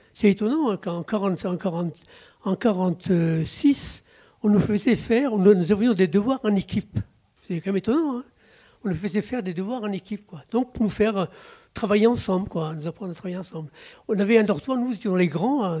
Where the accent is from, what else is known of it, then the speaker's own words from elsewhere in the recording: Plouzévédé, Brittany, France; also born or lived in Brest; Je suis né à Pouzévédé, c'est tout à côté de, Guiglan, c'est pas loin. À Pouzévédé, et donc mes, parents étaient paysans, petits paysans